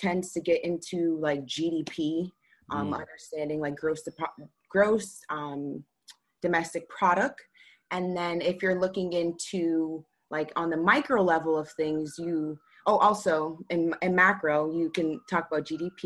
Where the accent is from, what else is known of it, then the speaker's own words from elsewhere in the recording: Boston, Massachusetts, United States; I'm from Boston